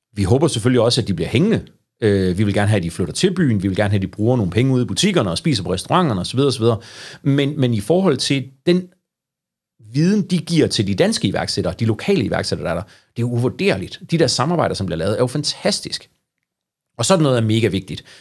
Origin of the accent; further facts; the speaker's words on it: Aarhus, Central Denmark Region, Denmark; moved away as an adult; now in Struer, Denmark; Jeg har faktisk aldrig opholdt mig mere end en måned uden for Ringgaden. Det passer ikke, ikke uden for Ringgaden, men uden for Aarhus Kommune